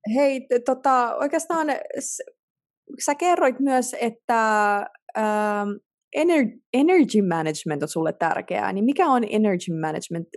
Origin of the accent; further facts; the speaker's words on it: Finland; moved away as an adult; me suomalaiset